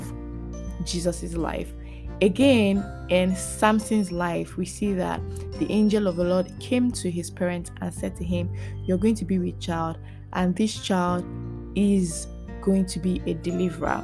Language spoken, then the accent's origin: English; Lagos, Nigeria; So we moved from Satellite Town. We moved to Ikoyi.